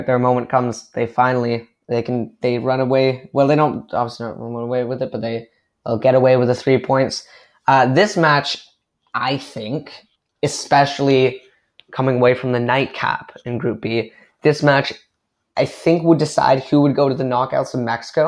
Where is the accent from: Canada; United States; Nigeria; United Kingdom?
Canada; as a Canadian